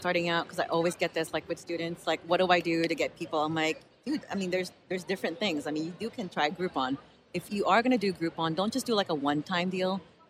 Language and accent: English; Philippines; I am Filipino